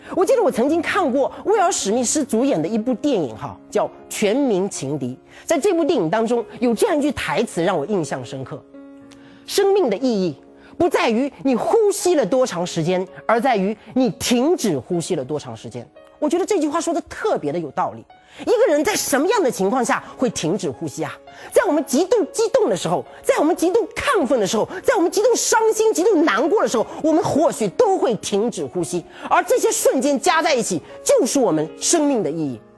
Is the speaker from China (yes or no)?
yes; rural Zhejiang, China; 我出生在浙江农村的一个贫困家庭